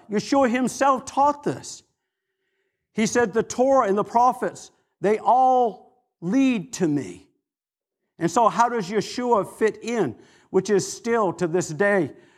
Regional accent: Maine, United States; moved away; also born or lived in Atlanta / Florida; I'm from Maine

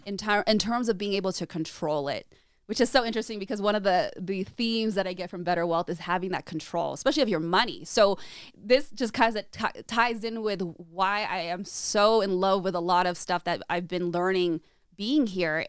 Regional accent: Orange County, California, United States; also born or lived in Chicago, Illinois; I grew up in California and Southern California

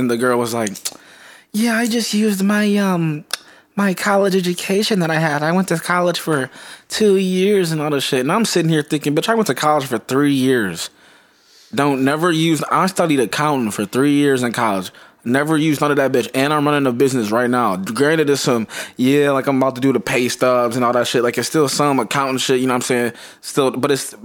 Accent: Joliet, Illinois, United States; I'm from Joliet, Illinois

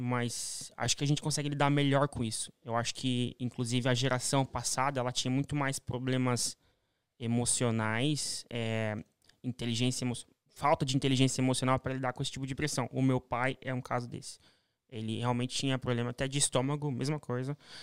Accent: Curitiba, Paraná, Brazil; moved away as an adult; also born or lived in São Paulo; paranaense. Nasci em ah, Curitiba, no Paraná

